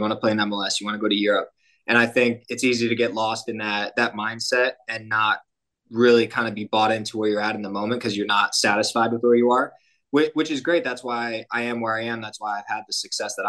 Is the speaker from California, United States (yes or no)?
no; Storrs, Connecticut, United States; now in San Antonio, United States; I'm from Storrs, Connecticut. It's a small town up in Connecticut, right where the university is.